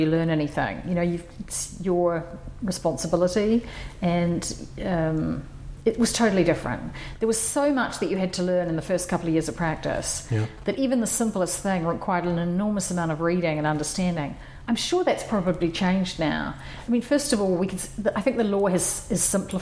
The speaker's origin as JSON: {"language": "English", "country": "New Zealand", "tie": "born or raised there", "also_born_or_lived": "New York", "moved": "as an adult", "said": "I was born in New Zealand, and I studied in New Zealand, my undergraduate"}